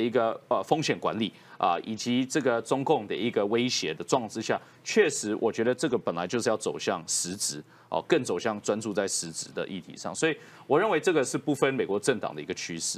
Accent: Taiwan; 我们台湾人

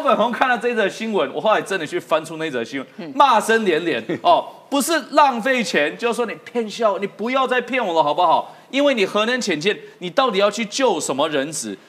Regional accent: Taiwan; 我们台湾人觉得房价超高

